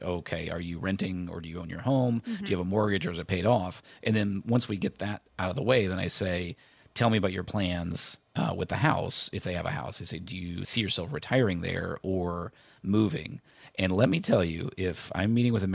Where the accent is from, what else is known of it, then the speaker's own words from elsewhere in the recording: Indiana, United States; so I grew up in Indiana. We were not close to a real beach. The beach was Lake Michigan.